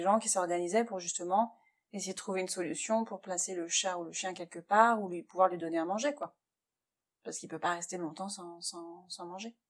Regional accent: France; moved away as an adult; now in Shanghai, China; on est français

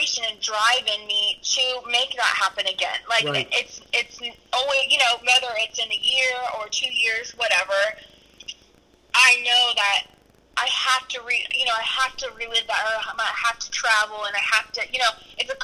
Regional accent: North Carolina, United States; we're from North Carolina

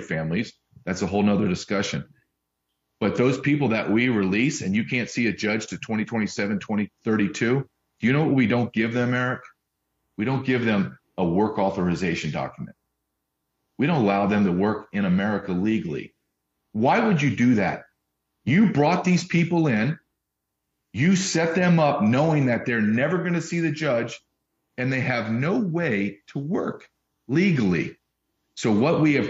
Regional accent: Deep South, United States; also born or lived in Massachusetts / Arkansas; I was born in Massachusetts, but I grew up in the deep South, Louisiana, Alabama, went to college in Arkansas.

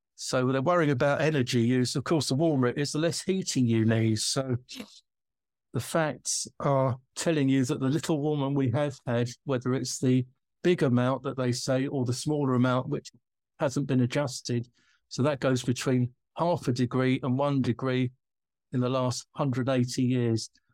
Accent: United Kingdom; I'm British

